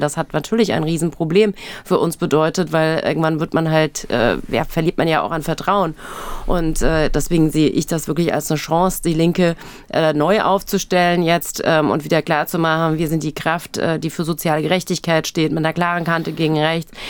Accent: Hesse, Germany; accent: Hessian; Ich bin in Hessen aufgewachsen

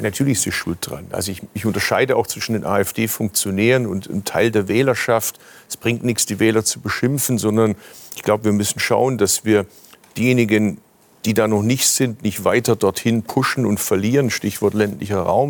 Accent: Stuttgart, Baden-Württemberg, Germany; Ich komme aus dem Automobilstandort Stuttgart. Wir haben das Auto erfunden in Baden-Württemberg, sind wir auch stolz drauf

